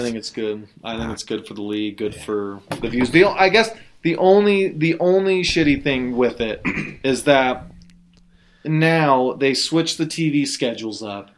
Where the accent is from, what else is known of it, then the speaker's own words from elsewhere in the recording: Utah, United States; we're from Utah